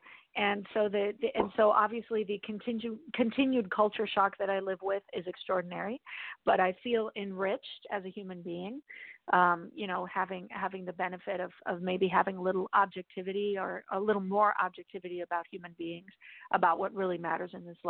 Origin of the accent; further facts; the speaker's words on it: Mexico; born there; I was born in Mexico, and a lot of people call me white.